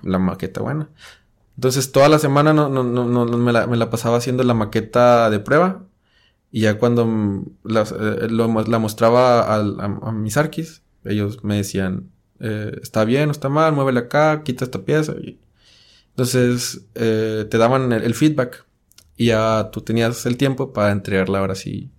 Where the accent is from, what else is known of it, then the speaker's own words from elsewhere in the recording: Monclova, Coahuila, Mexico; moved away as an adult; now in Monterrey, Mexico; Soy de Monclova, Coahuila.